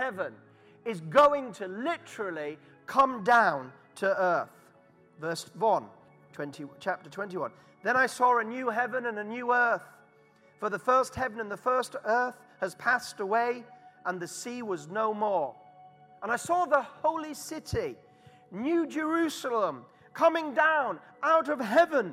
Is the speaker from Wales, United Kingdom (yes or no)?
no; Harrogate, Yorkshire and the Humber, United Kingdom; accent: Yorkshire; moved away as an adult; now in London, United Kingdom; And Harrogate is my hometown.